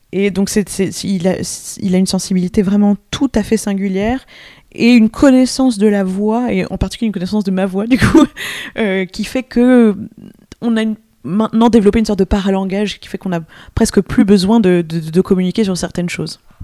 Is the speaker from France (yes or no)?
yes; France; first language French; also born or lived in New York, United States; je suis pas du tout américaine, mais je suis française. Mais il se trouve que je me trouvais à New York à ce moment-là